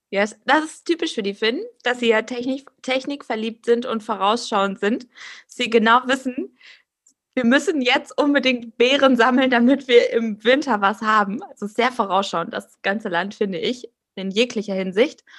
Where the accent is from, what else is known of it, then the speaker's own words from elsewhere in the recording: Germany; also born or lived in Finland; als Deutsche in Finnland